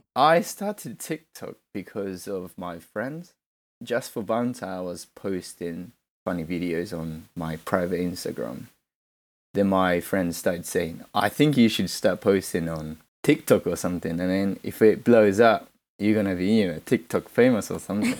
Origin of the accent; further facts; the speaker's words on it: Shikoku, Kochi, Japan; moved away as an adult; now in London, United Kingdom; born in Japan, and I grew up there